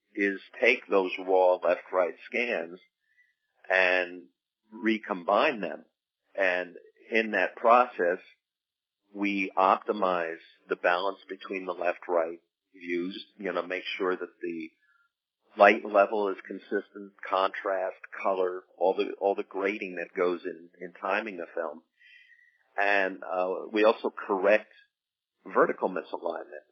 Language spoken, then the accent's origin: English; New Jersey, United States; I was from New Jersey